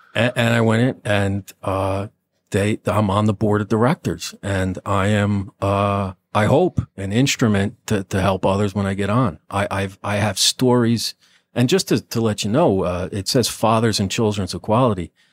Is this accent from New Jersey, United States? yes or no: yes; Nutley, New Jersey, United States; I'm a nobody from Nutley